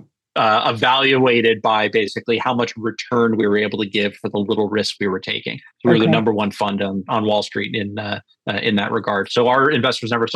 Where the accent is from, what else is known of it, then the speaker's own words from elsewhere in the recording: Northeast, United States; also born or lived in Alabama; now in Cape Cod, Massachusetts, United States; I am from the Northeast